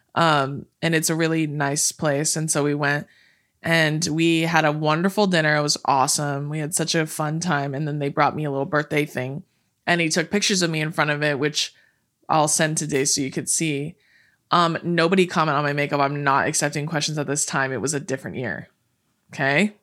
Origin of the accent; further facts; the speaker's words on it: California, United States; we're born and raised in California